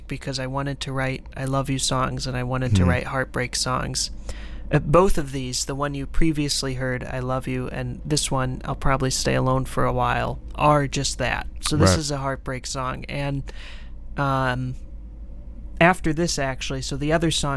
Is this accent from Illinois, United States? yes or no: yes; Illinois, United States; moved away as an adult; also born or lived in Rochester, Minnesota; now in Winona, United States; I'm actually from Illinois.